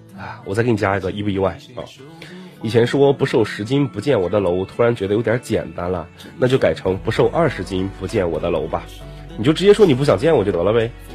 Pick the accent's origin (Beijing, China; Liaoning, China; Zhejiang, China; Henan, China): Liaoning, China; Dalian; 我的家乡大连